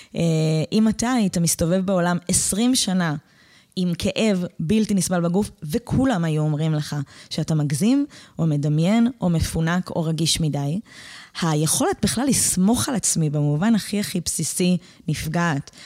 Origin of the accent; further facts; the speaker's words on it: Pardes Hanna-Karkur, Haifa District, Israel; moved away as an adult; also born or lived in northern Israel; אני גדלתי בקרקור